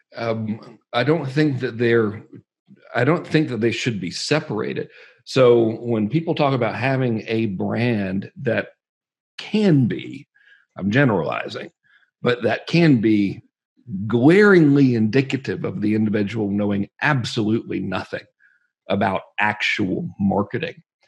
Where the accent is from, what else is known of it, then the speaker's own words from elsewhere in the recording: Georgia, United States; I'm from Georgia